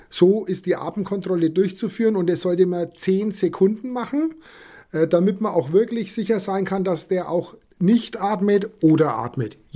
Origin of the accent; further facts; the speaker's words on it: Bavaria, Germany; moved away as an adult; now in Bremen, Germany; Wie man mir anhört, komme ich nicht aus Bremen und auch nicht aus Niedersachsen. Ich bin vor zwei Jahren aus Bayern nach Bremen verzogen.